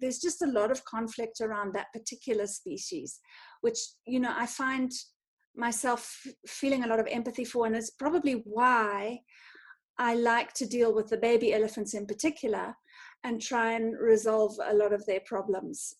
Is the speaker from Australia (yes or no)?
no; North Harare, Zimbabwe; I grew up in Zim, um, in sort of North Harare, in in a in in the rural area